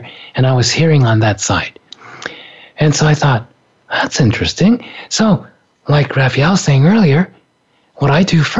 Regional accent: Japan; moved away; From the time I was a little kid, growing up in Japan

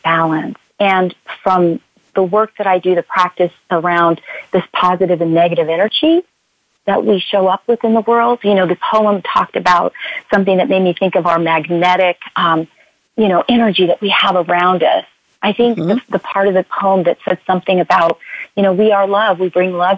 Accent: California, United States; I'm from California

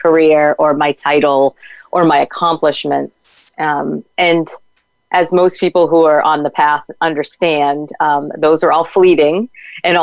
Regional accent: New England, United States; we're from New England

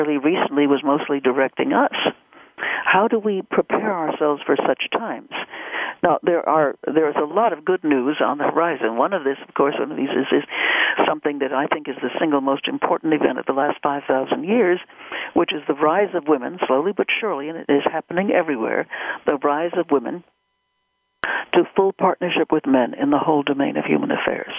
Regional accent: United States; I am an American

